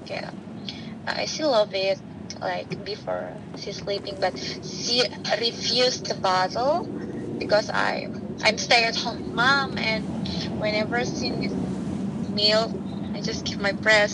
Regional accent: Purwokerto, Central Java, Indonesia; English is a second language; moved away as an adult; also born or lived in Jakarta, Indonesia; now in Queens, New York, United States; I was born on the small city in Indonesia in Purwokerto is one of the city in central Java.

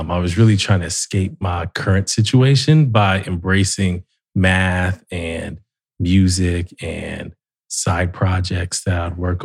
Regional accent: Columbus, Ohio, United States; also born or lived in Dayton, Ohio; I grew up in Columbus

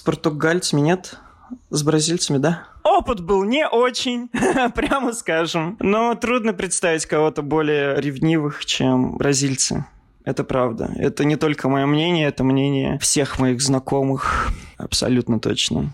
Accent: Russia; now in Portugal; мы там из России

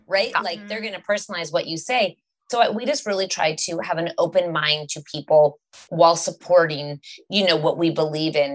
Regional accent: Canada; we're from Canada and we're quite liberal and open here

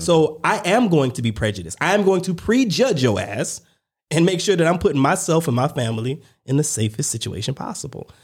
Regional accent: United States; I'm American

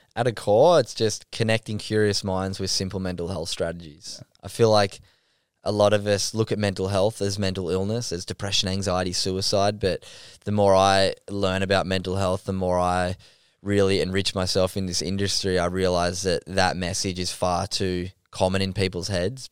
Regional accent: Sydney, New South Wales, Australia; I grew up in North Narrabeen down on Sydney's northern beaches

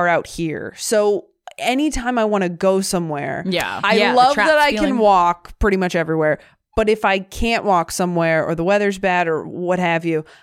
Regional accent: California, United States; now in New York City, United States; I grew up not in LA, but I grew up in California

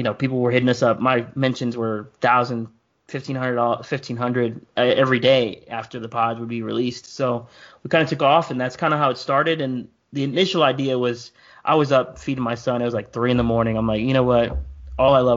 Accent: Pennsylvania, United States; I grew up in Pennsylvania

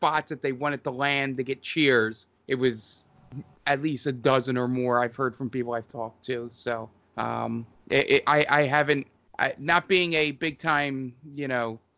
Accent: Philadelphia, Pennsylvania, United States; being a Philadelphian

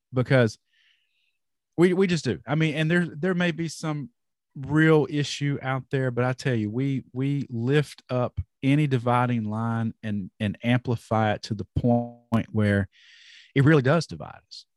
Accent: North Carolina, United States; I'm from North Carolina

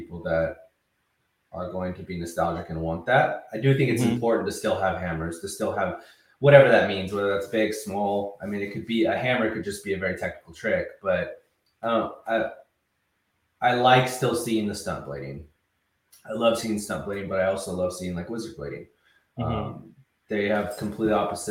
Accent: Visalia, California, United States; now in Los Angeles, United States; growing up in Visalia

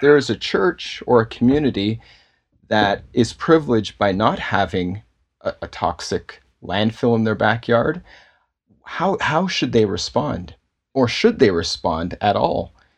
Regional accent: Toronto, Ontario, Canada; I, uh, was born and raised in Toronto and, uh, grown up here and grew up in a Baptist church in Toronto

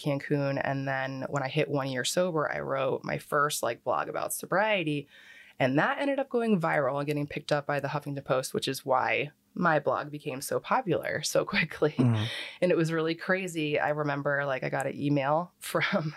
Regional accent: Philadelphia, Pennsylvania, United States; also born or lived in Plantation, Florida / New Jersey; now in Cape Coral, United States; I'm from there because that's where I grew up and spent most of my time

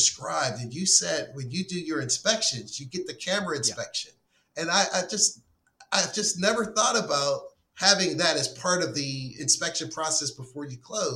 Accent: Pittsburgh, Pennsylvania, United States; moved away as an adult; now in Florida, United States; I'm from Pittsburgh

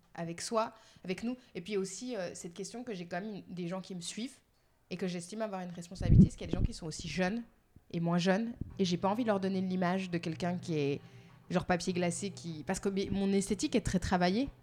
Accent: Geneva, Switzerland; je suis née en Suisse, dans un pays euh, très conservateur

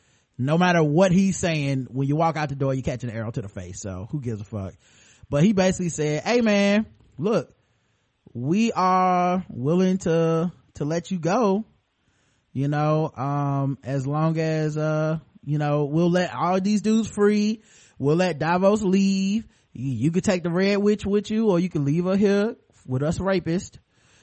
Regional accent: Australia; I know because I looked it up on Rap Genius, and I'm from Australia.

